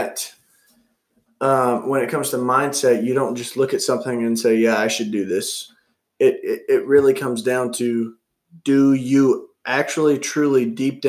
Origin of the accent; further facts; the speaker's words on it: the South, United States; I'm from the South